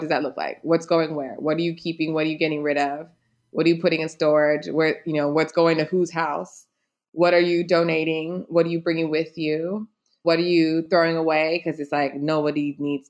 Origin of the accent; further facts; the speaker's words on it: United States; moved away; me as an American